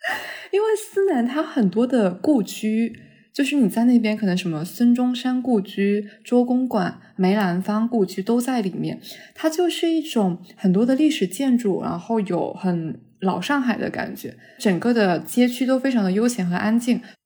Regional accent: southern China, China; 我是个南方人

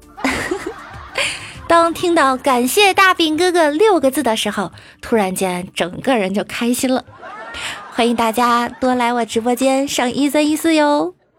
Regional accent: northern China, China; 身为一个北方人，我觉得我更喜欢澡堂子那种大家赤膊相见的感觉

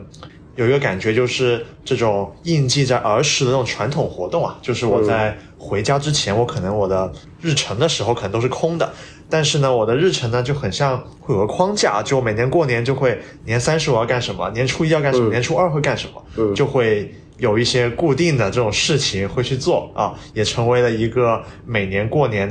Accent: Shenzhen, Guangdong, China; first language Cantonese; Chinese is a second language; now in Beijing, China; 我广东回的深圳啊，其实当然就是我们深圳人呢，就怎么说呢，也不太把自己当广东，对吧？

